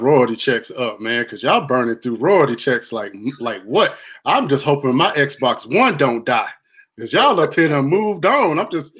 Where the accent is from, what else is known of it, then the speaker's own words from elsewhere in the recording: High Point, North Carolina, United States; I am from the big city of High Point.